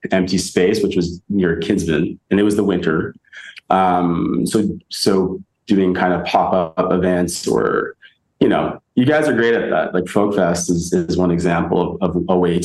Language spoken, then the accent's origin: English; Victoria, British Columbia, Canada; also born or lived in Edmonton, Canada / Toronto, Canada / Kitchener-Waterloo, Canada; now in Berlin, Germany; Victoria, where I grew up, or Toronto, where I've lived